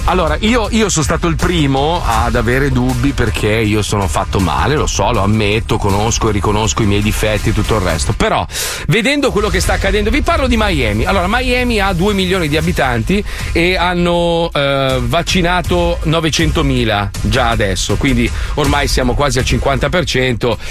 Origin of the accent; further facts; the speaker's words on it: Milan, Lombardy, Italy; io sono milanese, nato a Milano